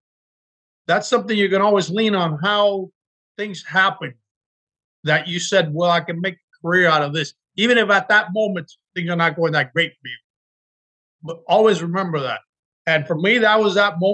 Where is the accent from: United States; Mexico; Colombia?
United States; Miami, Florida; moved away as an adult; now in Los Angeles, United States; being born and growing up in Miami